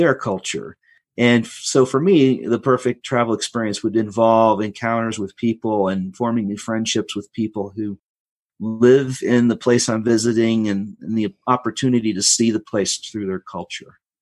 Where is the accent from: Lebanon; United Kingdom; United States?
United States; also born or lived in Colorado Springs, Colorado / Germany; I'm an American, because I live in a place that politically is somewhat different